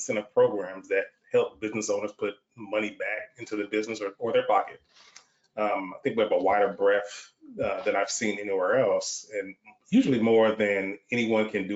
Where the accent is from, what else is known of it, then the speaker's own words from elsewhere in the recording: Michigan, United States; moved away as an adult; now in Texas, United States; I'm born and raised in the Michigan area, but relocated to Texas almost 30 years ago.